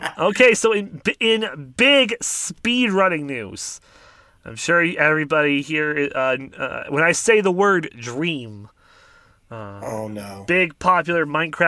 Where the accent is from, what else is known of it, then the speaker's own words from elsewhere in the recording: Canada; we're Canadian and don't live in America